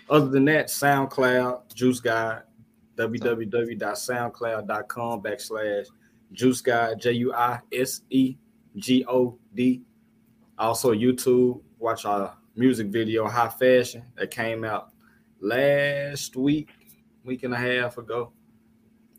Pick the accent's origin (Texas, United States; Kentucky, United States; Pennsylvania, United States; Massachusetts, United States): Texas, United States; Fort Worth; also born or lived in Ennis, Texas / Rosser, Texas; We grew up in Fort Worth